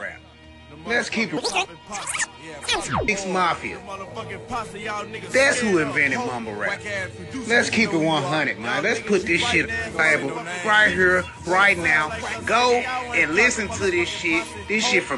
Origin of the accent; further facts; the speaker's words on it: the South, United States; I'm from the South